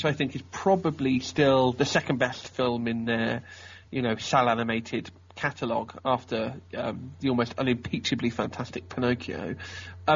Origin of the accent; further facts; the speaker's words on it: Oxford, South East England, United Kingdom; I'm from Oxford.